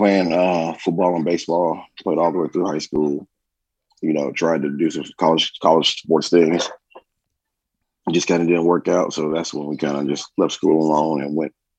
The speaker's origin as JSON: {"language": "English", "town": "Dallas", "region": "Texas", "country": "United States", "tie": "born there", "also_born_or_lived": "Columbus, Ohio", "lives_now": "Atlanta, United States", "said": "Born in Dallas, Texas. Born in Dallas, lived in Columbus, Ohio. And I've lived here in Atlanta since 2000."}